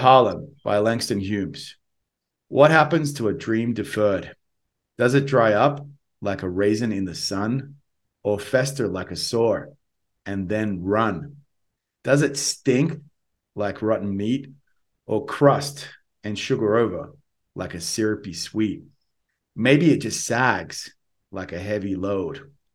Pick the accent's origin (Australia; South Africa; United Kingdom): Australia; accent: Australian; my Australian accent